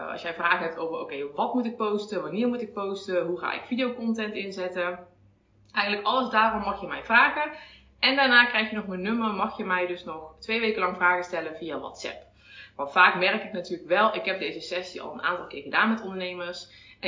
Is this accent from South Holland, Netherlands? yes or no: no; North Brabant, Netherlands; accent: soft G; Oorspronkelijk kom ik uit Brabant, dus misschien hoor je af en toe eh, een zachte G.